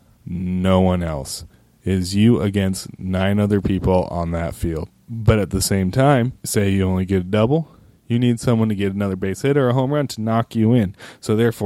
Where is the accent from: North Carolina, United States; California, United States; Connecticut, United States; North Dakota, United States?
California, United States; Roseville; I grew up in Sacramento, or the outskirts of Sacramento, Roseville